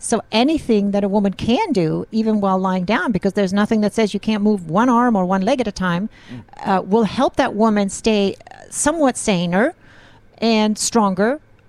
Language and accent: English; Sweden; English is a second language; I'm Swedish, yes. I don't know where my accent is from. I've been around the world.